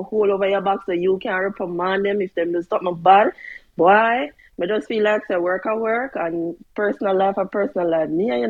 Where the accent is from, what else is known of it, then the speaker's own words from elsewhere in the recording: Jamaica; as a Jamaican